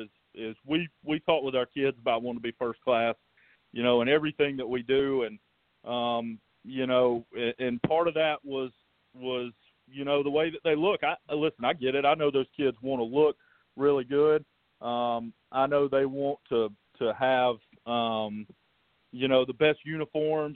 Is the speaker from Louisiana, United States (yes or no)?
no; Greenwood, South Carolina, United States; I grew up in Greenwood